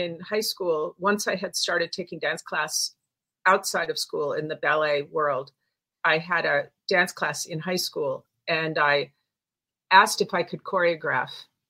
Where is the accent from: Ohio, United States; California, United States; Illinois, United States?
Illinois, United States; Chicago; In Chicago.